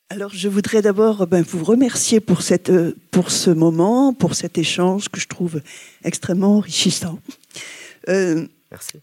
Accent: France; je suis, je suis française de France

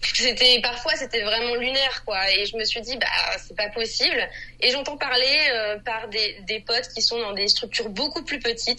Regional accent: France; je suis française

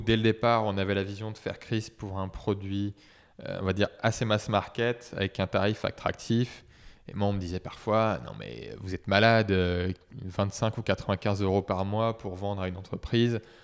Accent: Saumur, Pays de la Loire, France; moved away as an adult; also born or lived in Brittany; now in Nantes, France; à l'origine, euh, je suis de Saumur, donc à côté d'Angers

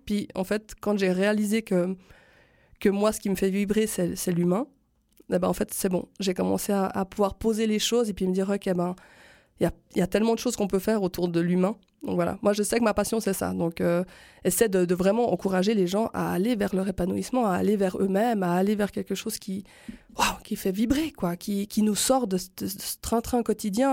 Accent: Switzerland; chez nous en Suisse

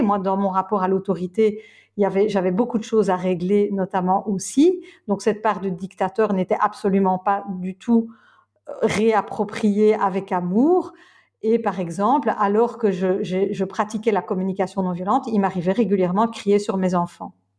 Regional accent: Belgium; je suis belge

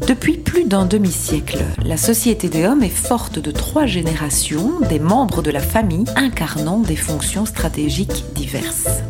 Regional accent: Ardennes, Wallonia, Belgium; now in Brussels, Belgium; je suis née, j'ai grandi en Ardennes

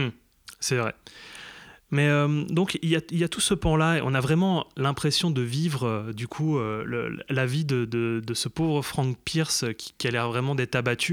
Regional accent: eastern France, France; on vient de l'Est de la France

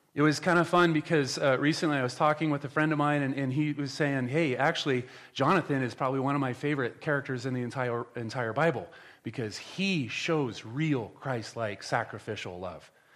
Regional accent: Nebraska, United States; moved away; I'm from Nebraska

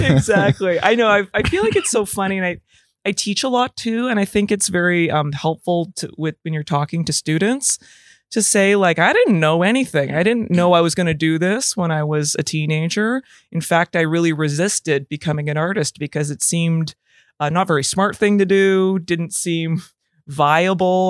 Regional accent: Calgary, Alberta, Canada; now in Toronto, Canada; I live in Toronto, Canada. Uh, I'm originally from Calgary, Alberta.

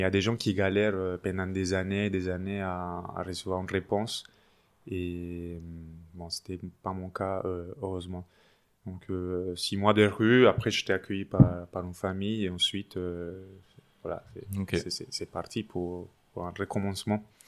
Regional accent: Medellín, Antioquia, Colombia; French is a second language; moved away as an adult; also born or lived in Paris, France; now in France; Je suis colombien, oui. Je viens de Medellín, la deuxième ville euh, en Colombie où j'étais étudiant en droit jusqu'à 2011

